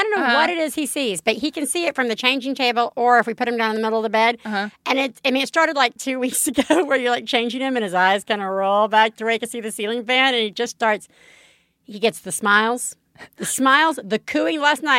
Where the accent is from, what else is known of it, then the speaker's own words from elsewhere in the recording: the South, United States; moved away; I'm from the South.